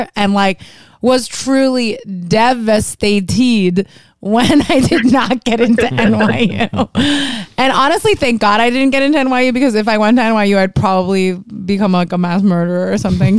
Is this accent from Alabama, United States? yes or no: no; Miami, Florida, United States; moved away; I wanted to leave Miami so bad, and now I'm like 305 till I die, bitch.